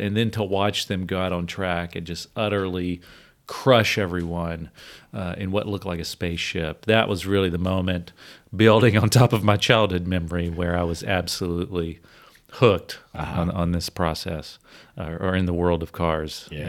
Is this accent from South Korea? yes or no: no; Virginia, United States; also born or lived in Georgia; I grew up in Virginia and Georgia.